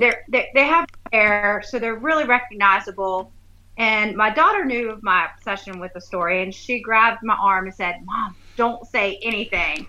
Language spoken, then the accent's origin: English; Hilton Head, South Carolina, United States; I grew up in Hilton Head